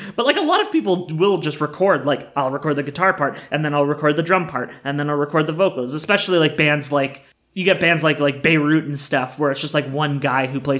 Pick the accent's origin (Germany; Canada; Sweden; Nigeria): Canada